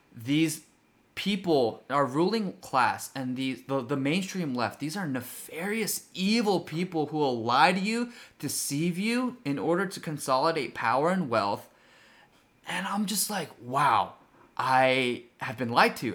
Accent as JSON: {"language": "English", "country": "South Korea", "tie": "born or raised there", "moved": "yes", "lives_now": "United States", "said": "as a legal immigrant myself, I was born in Korea"}